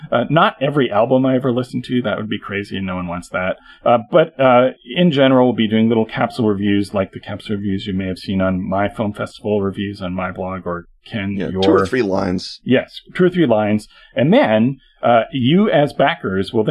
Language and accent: English; Canada; I'm Canadian